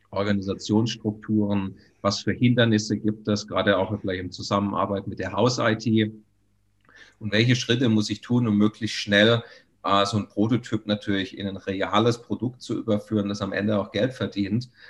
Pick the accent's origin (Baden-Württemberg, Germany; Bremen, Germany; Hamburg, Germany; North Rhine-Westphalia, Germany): Baden-Württemberg, Germany; Also ich komme ursprünglich aus Baden-Württemberg.